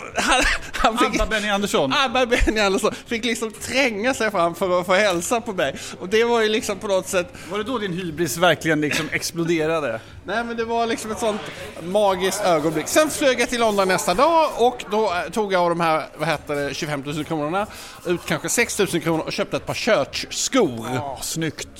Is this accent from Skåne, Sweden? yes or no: yes; Malmö, Skåne, Sweden; jag är ju då från Malmö